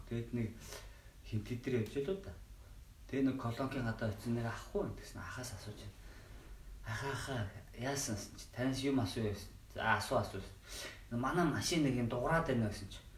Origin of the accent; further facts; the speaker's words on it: Mongolia; би Монгол хүн бэртэж байгаагүй